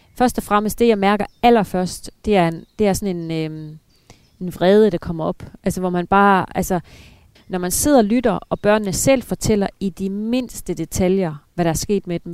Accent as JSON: {"language": "Danish", "country": "Denmark", "moved": "yes", "said": "hjemme i Danmark"}